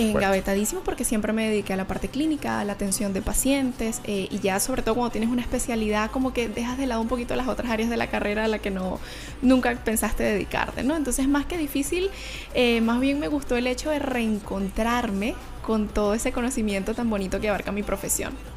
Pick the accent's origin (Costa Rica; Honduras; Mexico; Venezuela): Venezuela; Valencia, Carabobo; moved away as an adult; also born or lived in Canada; now in Chile; una valenciana magallanera de pura cepa